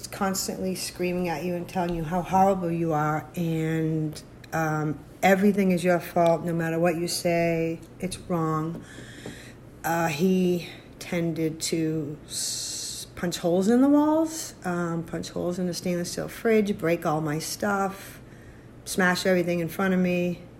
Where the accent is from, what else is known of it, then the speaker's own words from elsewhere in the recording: Massachusetts, United States; now in Arizona, United States; from Arizona, originally from Massachusetts.